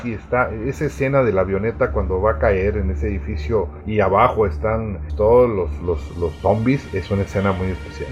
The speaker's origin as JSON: {"language": "Spanish", "region": "Baja California", "country": "Mexico", "said": "todos los que somos de Baja California sabemos los, las ondas de calor que se dan por esos lugares"}